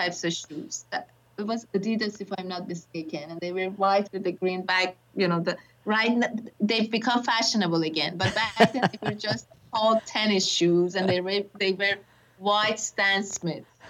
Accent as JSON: {"language": "English", "town": "Tehran", "region": "Tehran Province", "country": "Iran", "tie": "born or raised there", "moved": "as an adult", "lives_now": "United States", "said": "I was born in Tehran, Iran, and basically I spent my first 20 years of life there"}